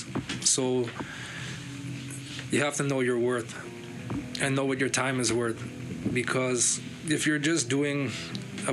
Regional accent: Canada; we come from Canada

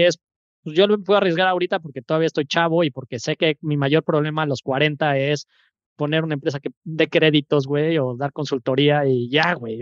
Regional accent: Mexico City, Mexico; moved away as an adult; now in Veracruz, Mexico; soy de la Ciudad de México, 35 años

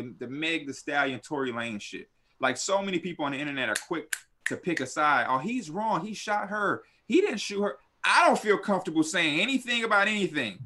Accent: Chicago, Illinois, United States; I'm from Chicago. I'm from the hood of Chicago, the slums, the dirt

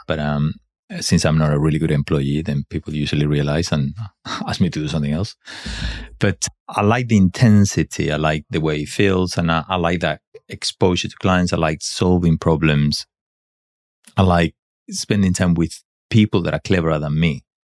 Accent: Spain; English is a second language; moved away; I'm not English. I should have been though. No, I'm not. I'm Spanish.

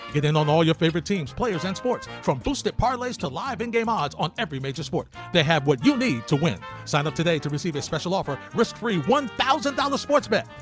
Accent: New York, United States; I grew up in New York

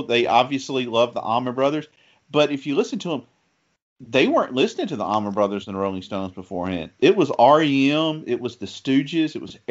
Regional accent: the South, United States; accent: Southern; if people listening can tell from my accent, I'm from the South.

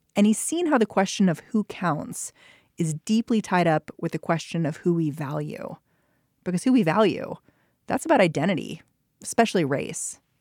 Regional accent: Maryland, United States; I grew up in Maryland

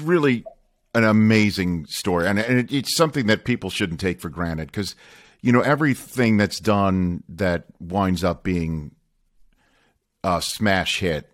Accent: New York, United States; I grew up in New York

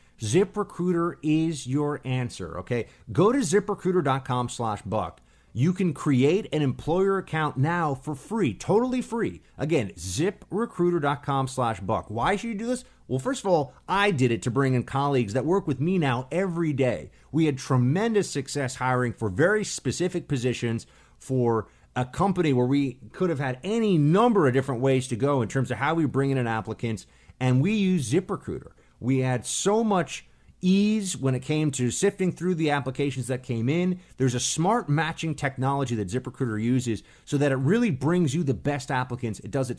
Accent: Miami, Florida, United States; I grew up in Miami. I follow Cuban politics more closely than many other Americans did.

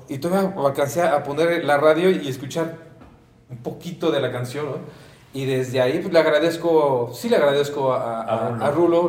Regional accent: Mexico; soy mexicano a muerte

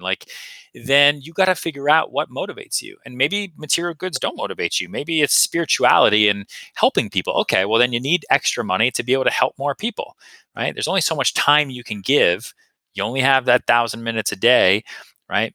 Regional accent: Massachusetts outside Boston, United States; I grew up in Massachusetts outside Boston

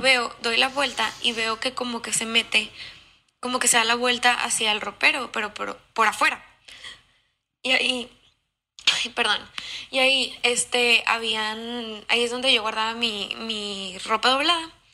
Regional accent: Monterrey, Nuevo León, Mexico; de Monterrey

